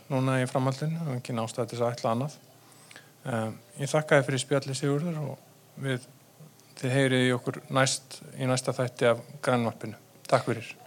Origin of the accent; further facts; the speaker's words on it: Iceland; við Íslendingar